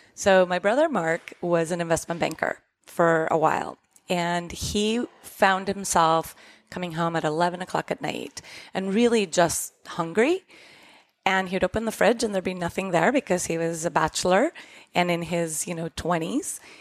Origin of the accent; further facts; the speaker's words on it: Costa Rica; moved away; we grew up in Costa Rica